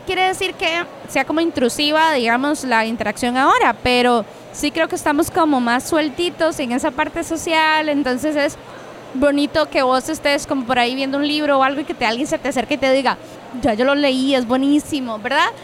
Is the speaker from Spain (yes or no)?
no; Cartago, Costa Rica; yo soy de Cartago